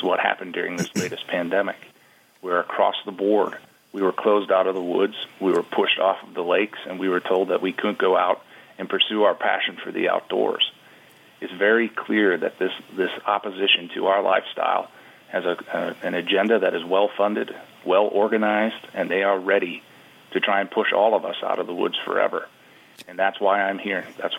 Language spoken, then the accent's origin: English; Wisconsin, United States; My home state of Wisconsin